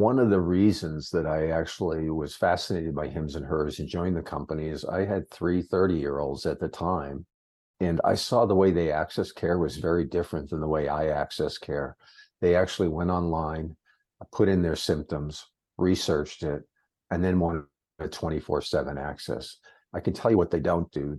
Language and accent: English; Massachusetts, United States; moved away; also born or lived in Concord, New Hampshire; I grew up in Massachusetts